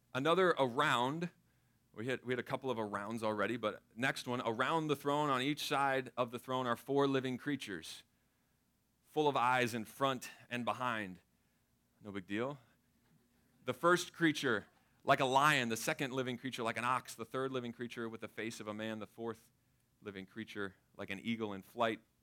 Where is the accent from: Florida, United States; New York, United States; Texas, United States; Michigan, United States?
Florida, United States; Tampa; I grew up in Florida, grew up in Tampa Bay, the lightning capital of the world